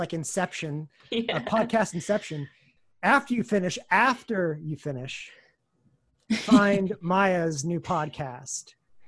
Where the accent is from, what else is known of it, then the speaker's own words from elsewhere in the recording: Kansas City, United States; now in New York, United States; I'm from Kansas City. I'm from the Midwest